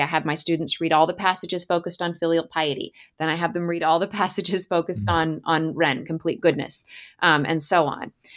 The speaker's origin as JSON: {"language": "English", "region": "Alaska", "country": "United States", "tie": "born or raised there", "said": "So I grew up in Alaska and spent a lot of time playing in the woods in the summers"}